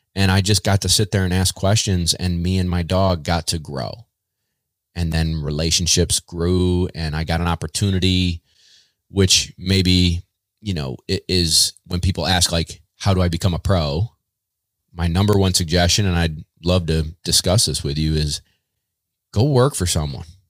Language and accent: English; Baldwinsville, New York, United States; I'm from Central New York. Uh, grew up in a town called Baldwinsville